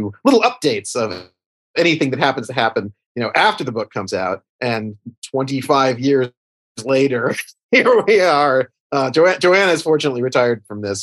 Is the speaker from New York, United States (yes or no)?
yes; New York City, New York, United States; I'm from New York.